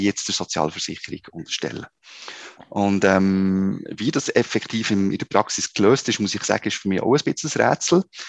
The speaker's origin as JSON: {"language": "German", "country": "Switzerland", "said": "bei uns in der Schweiz"}